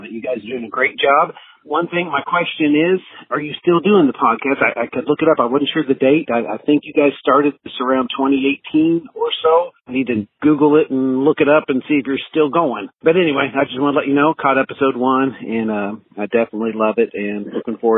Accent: Indiana, United States; Yes, hello. … I'm from Southern Indiana.

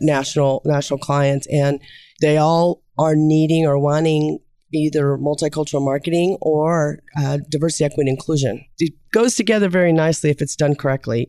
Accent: Kansas City, Missouri, United States; I'm from Kansas City

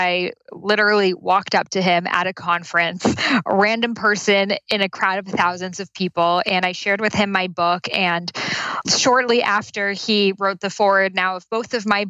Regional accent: Boston, Massachusetts, United States; now in Santa Monica, United States; In Boston.

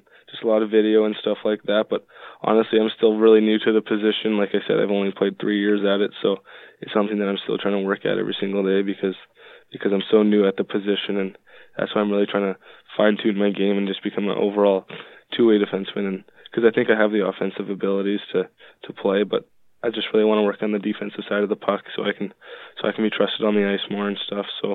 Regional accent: Richmond, British Columbia, Canada; I'm from Richmond, BC, just outside of Vancouver

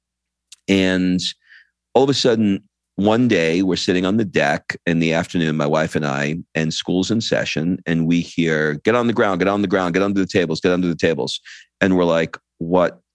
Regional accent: New York, United States; moved away as an adult; now in Italy; I grew up in New York and, you know, I never lived in Europe before

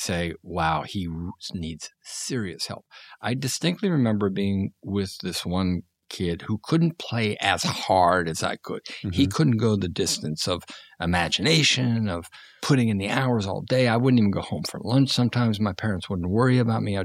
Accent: outside of Pittsburgh, Pennsylvania, United States; I grew up outside of Pittsburgh between what are known as mill towns.

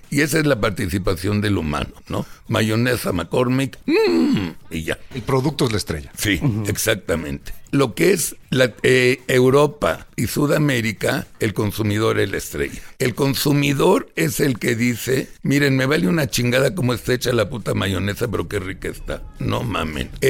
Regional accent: Mexico; Digo, ya somos todos mexicanos, colas de caballo los chavos, si quieren, no hay pedos

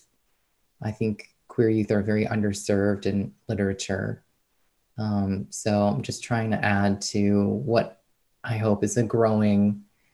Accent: outside New York City, United States; I grew up outside New York City

